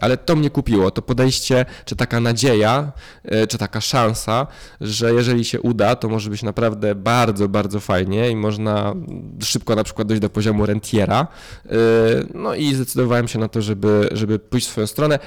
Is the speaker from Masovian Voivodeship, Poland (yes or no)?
yes; a village near Warsaw, Masovian Voivodeship, Poland; Ja się wychowałem na wsi yy, pod Warszawą. To jest 35 km od rogatek Warszawy